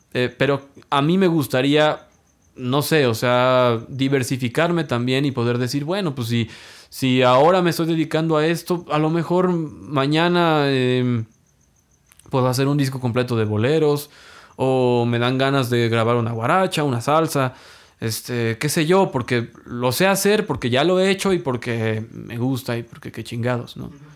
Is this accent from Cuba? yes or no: no; Mexico; siendo mexicano